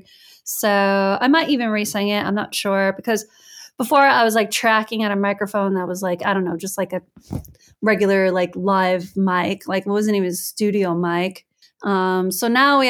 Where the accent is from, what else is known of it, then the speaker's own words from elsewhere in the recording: United States; moved away as an adult; also born or lived in United Kingdom; now in Italy; as an American, I'm happy to be in Europe